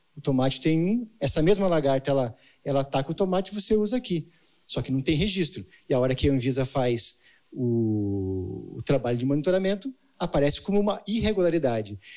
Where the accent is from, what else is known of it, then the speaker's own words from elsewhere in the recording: Jaguariúna, São Paulo, Brazil; eu sou de Jaguariúna, né? Campinas